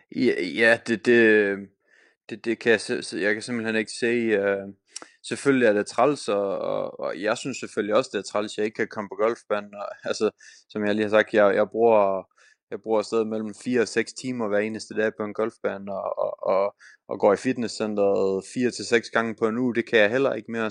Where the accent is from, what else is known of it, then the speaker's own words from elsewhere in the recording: Denmark; moved away; hjemme i Danmark